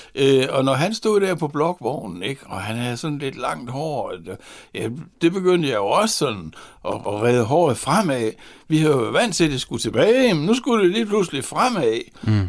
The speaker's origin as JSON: {"language": "Danish", "town": "Horsens", "region": "Central Denmark Region", "country": "Denmark", "said": "jeg var fra Horsens, og Horsens havde jo der i 60'erne et ry for at være Jyllands Liverpool"}